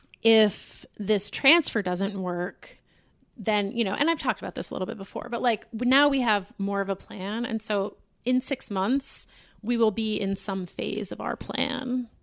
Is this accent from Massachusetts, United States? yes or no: yes; Boston, Massachusetts, United States; The synagogue I grew up in Boston is very, it's a Reform synagogue.